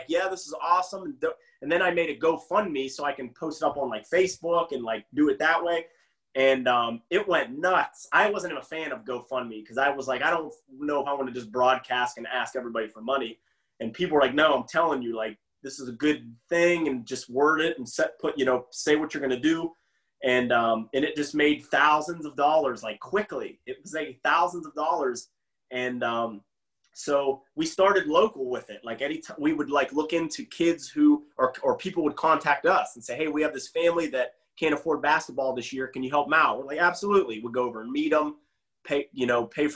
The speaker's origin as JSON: {"language": "English", "area": "Beaver County", "region": "Pennsylvania", "country": "United States", "tie": "born or raised there", "moved": "yes", "said": "I would teach a bunch in the area I'm from in Beaver County, Pennsylvania"}